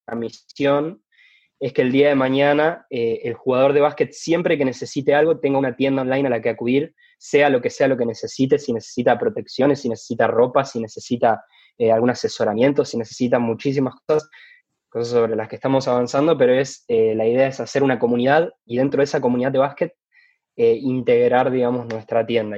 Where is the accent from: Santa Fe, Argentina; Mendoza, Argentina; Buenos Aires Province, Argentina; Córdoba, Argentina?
Santa Fe, Argentina; Rosario; soy de Rosario